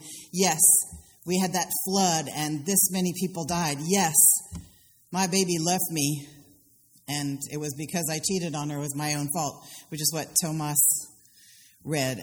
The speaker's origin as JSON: {"language": "English", "region": "the Carolinas", "country": "United States", "also_born_or_lived": "Philadelphia", "moved": "yes", "said": "In my Southern culture, I come from the Carolinas and from white people in Philadelphia"}